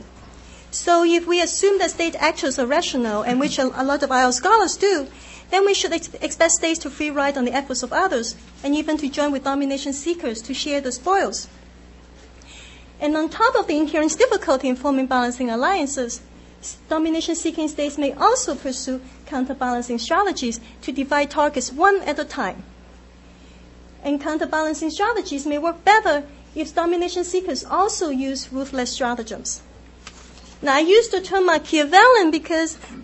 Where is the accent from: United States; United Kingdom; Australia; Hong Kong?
Hong Kong; moved away; I grew up in Hong Kong